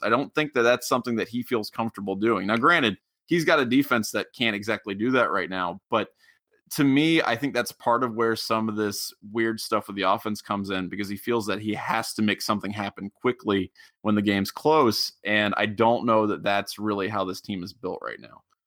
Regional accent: Middletown, Ohio, United States; moved away; I'm from originally from Middletown down near Cincinnati

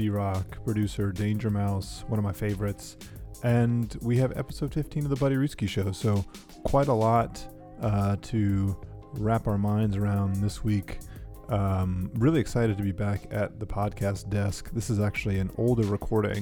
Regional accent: Durham, North Carolina, United States; I also grew up here in Durham

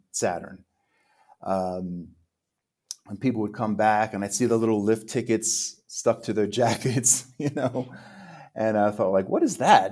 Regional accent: central New Jersey, United States; moved away as an adult; also born or lived in Manhattan, New York City / Queens, New York City / New York metropolitan area / Park City, Utah; now in Mexico; born in Manhattan, I was raised in Queens, so I was about five, and then we moved to central New Jersey. So we moved to a real suburban area there

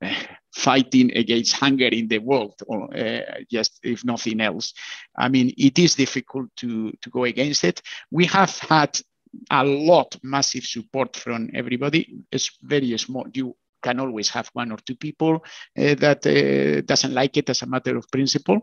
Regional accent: Bilbao, Basque Country, Spain; I come from Bilbao, so it's very close to Pamplona

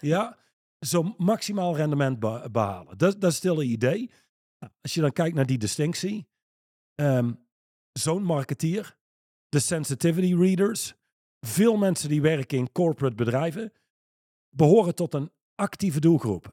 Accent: Netherlands

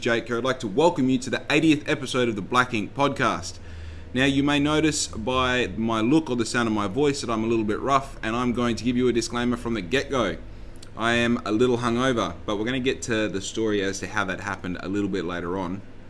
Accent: Western Australia, Australia; also born or lived in Victoria; We traveled in a caravan, living in dongas, living in caravan parks and different houses and all the rest. We traveled all over the state of WA

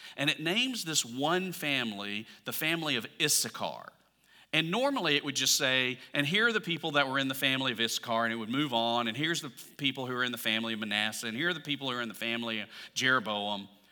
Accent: Alabama, United States; I'm from Alabama

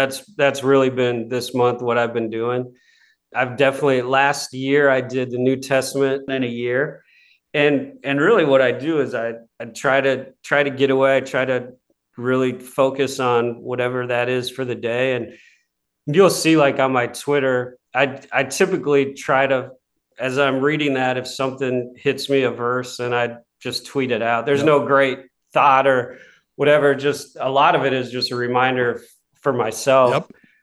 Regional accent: Seattle, Washington, United States; moved away; I came from Seattle. I was the smallest, scrawniest kid trying to play basketball

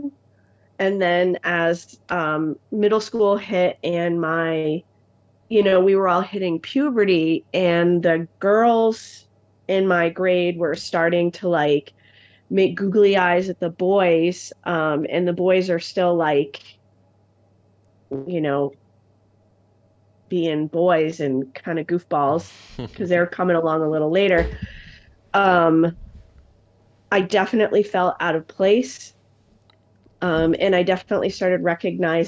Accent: Albany, New York, United States; I was born in Albany, New York, and I was born in 1972

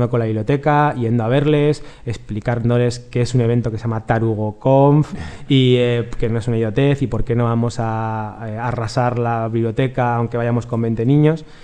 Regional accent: Galicia, Spain; somos gallegos.

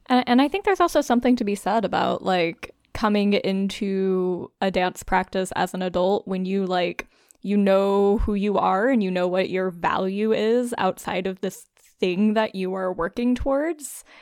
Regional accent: South Louisiana, United States; now in Brooklyn, United States; growing up in South Louisiana

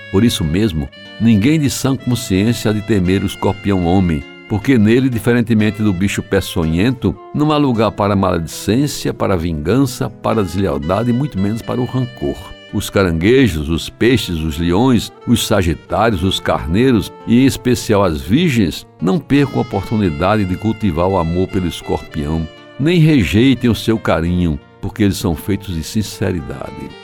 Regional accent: João Pessoa, Paraíba, Brazil; quando abri os olhos para o mundo, na casa número 508 da antiga Rua da Concórdia, em Jaguaribe

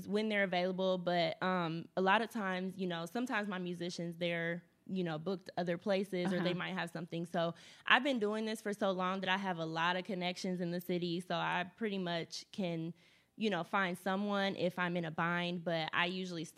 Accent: Indianapolis, Indiana, United States; I'm born and raised in Indianapolis

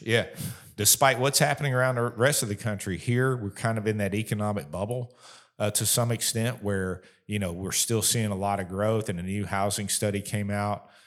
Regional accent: Florida, United States; moved away as an adult; also born or lived in Kentucky; now in Bowling Green, United States; we were actually living in my home state of Florida

